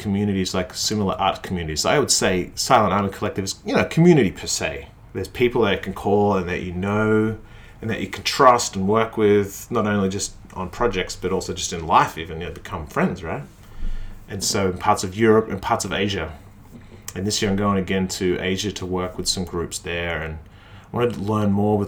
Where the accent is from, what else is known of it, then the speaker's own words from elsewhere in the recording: Australia; also born or lived in Melbourne; I'm Australian